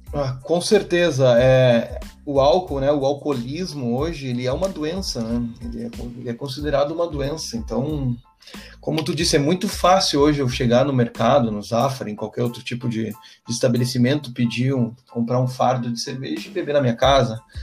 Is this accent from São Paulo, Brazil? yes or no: no; Santiago, Rio Grande do Sul, Brazil; now in Porto Alegre, Brazil; eu sou natural de Santiago, no interior do, do, do estado do Rio Grande do Sul